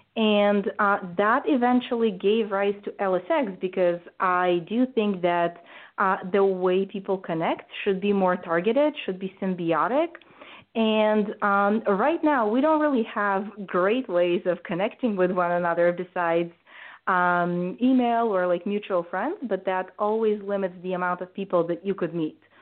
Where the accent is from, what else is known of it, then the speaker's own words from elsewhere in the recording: Bulgaria; moved away as an adult; now in United States; I grew up in Bulgaria, which is a post communist country